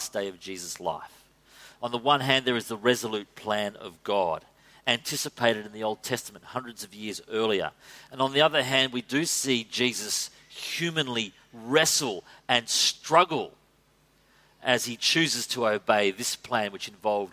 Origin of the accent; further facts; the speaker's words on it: Australia; as Aussie men